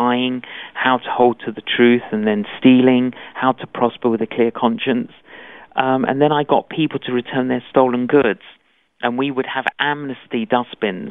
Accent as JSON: {"language": "English", "region": "London", "country": "United Kingdom", "tie": "born or raised there"}